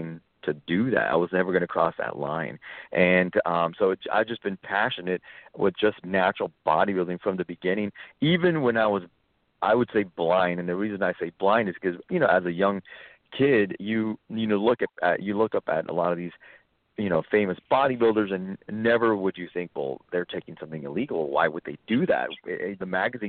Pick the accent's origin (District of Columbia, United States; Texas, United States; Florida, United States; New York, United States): Texas, United States; South; I grew up actually in South Texas